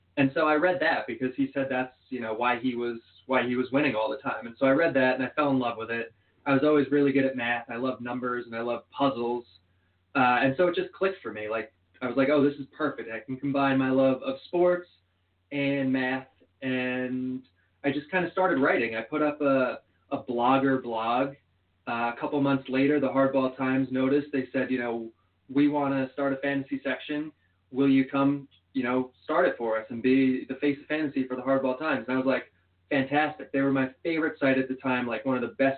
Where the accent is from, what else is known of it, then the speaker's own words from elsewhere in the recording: New Jersey, United States; I grew up in New Jersey, right along the beach